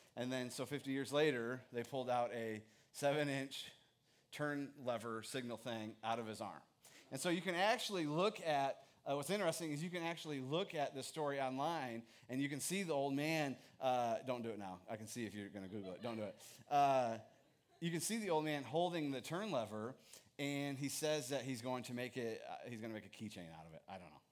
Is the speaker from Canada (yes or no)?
no; Midwest, United States; I'm from the Midwest too.